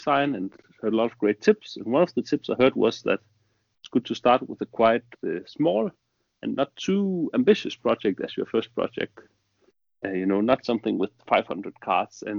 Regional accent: Denmark; I'm from Denmark.

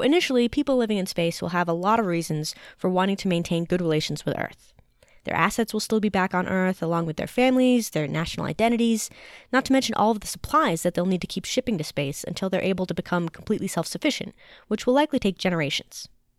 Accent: United States; I'm an American, educated by the American school system

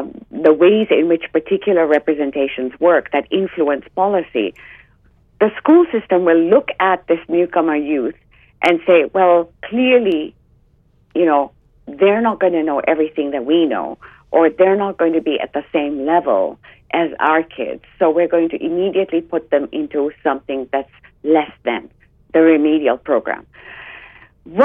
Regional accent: Uganda; moved away; I grew up in Uganda, which was a British colony until 1967, a crown colony.

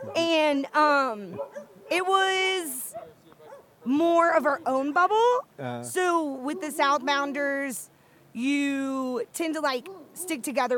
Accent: Georgia, United States; So I'm from Georgia, and I grew up, like, suction hiking here.

